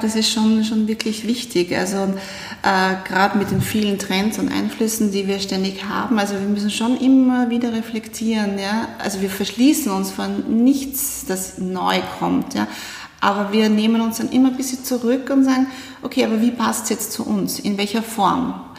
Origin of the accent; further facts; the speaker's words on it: Styria, Austria; now in Vienna, Austria; ich bin aus der Steiermark, also auch gar nicht aus Wien